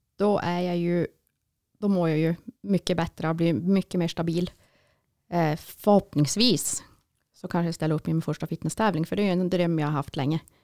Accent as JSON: {"language": "Swedish", "town": "Jokkmokk", "region": "Norrbotten County", "country": "Sweden", "tie": "born or raised there", "moved": "yes", "lives_now": "Piteå, Sweden", "said": "jag är ju född och uppvuxen i Jokkmokk"}